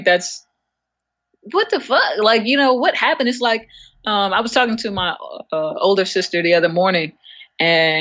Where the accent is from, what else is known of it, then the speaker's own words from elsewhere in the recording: New York, United States; I am from New York.